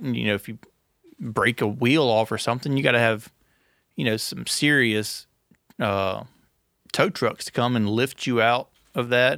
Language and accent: English; Gilbert, Louisiana, United States; born or raised there